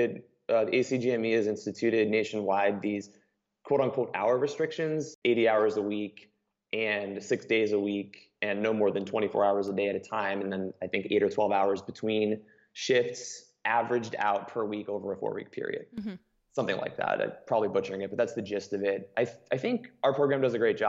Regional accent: Colorado, United States; now in Washington, DC, United States; growing up in Colorado

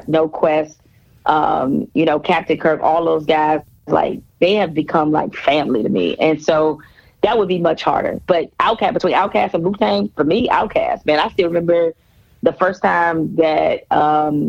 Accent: Detroit, Michigan, United States; moved away; growing up in Detroit

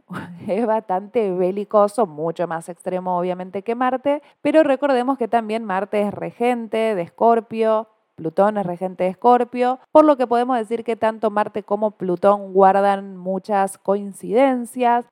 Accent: Argentina; no somos solamente los argentinos

